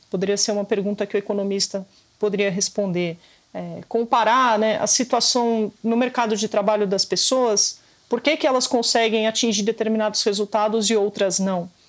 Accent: São Paulo, Brazil; Como paulistana nascida e criada

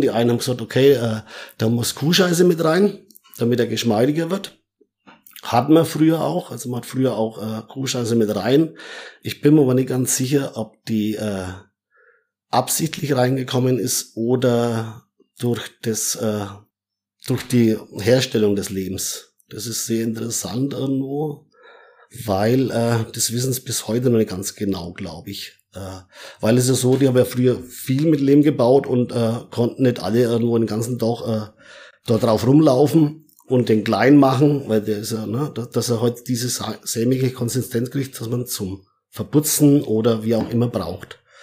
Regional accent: Middle Franconia, Bavaria, Germany; geboren, äh, in Mittelfranken und, äh, ja, aufgewachsen auf dem Bauernhof

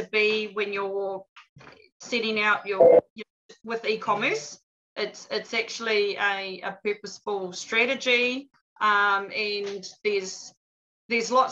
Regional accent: Auckland, New Zealand; also born or lived in Tōrere; now in Ōpōtiki, New Zealand; we're from Pōtiki, but I grew up in Mount Eden in Auckland

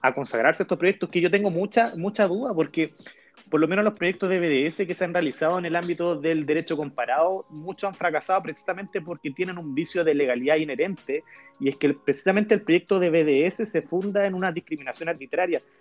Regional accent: Chile; now in Israel; somos chilenos

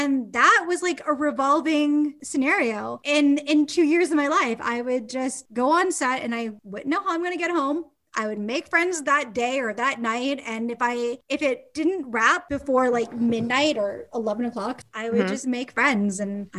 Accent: Kitchener, Ontario, Canada; now in Toronto, Canada; I'm from Kitchener.

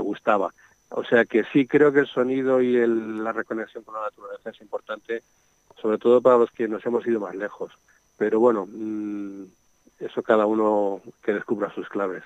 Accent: Madrid, Community of Madrid, Spain; born or raised there; now in Segovia, Spain

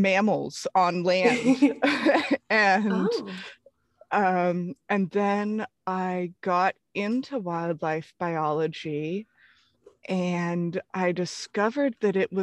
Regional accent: San Francisco Bay Area, California, United States; I grew up in the San Francisco Bay Area

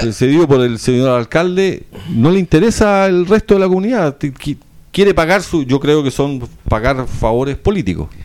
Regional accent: Chile

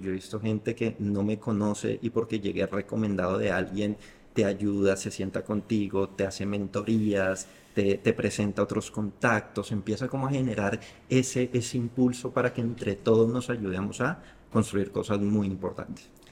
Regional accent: Bogotá, Colombia; yo soy de Bogotá, que es una ciudad fría todo el año.

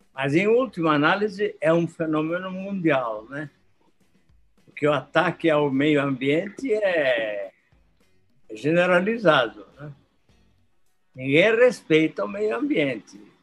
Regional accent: Brazil; como brasileiros

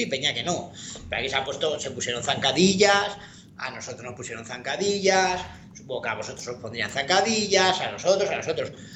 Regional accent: Madrid, Community of Madrid, Spain; yo soy de Madrid

